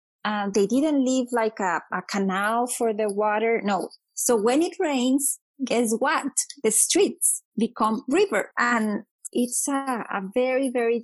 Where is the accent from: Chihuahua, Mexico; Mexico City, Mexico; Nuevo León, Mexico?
Nuevo León, Mexico; Monterrey; moved away as an adult; also born or lived in Sonora, Mexico; now in Arizona, United States; I am from Mexico. I am Mexican. I was born in Monterrey, Mexico, which is in the northeast part of the country, so another borderland region. And I also lived in Sonora for a number of years.